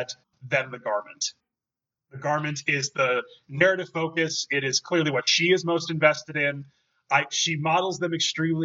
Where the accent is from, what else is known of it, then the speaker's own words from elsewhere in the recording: Chicago, Illinois, United States; accent: Chicago; Can you hear my Chicago accent?